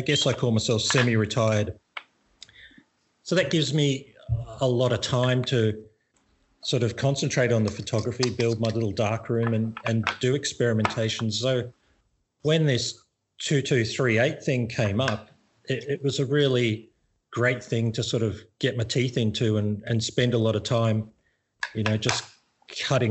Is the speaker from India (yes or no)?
no; Australia; moved away as an adult; now in Thailand; Probably people can tell from my accent that I'm not Thai. I'm from Australia. But I moved here maybe 10 years ago now.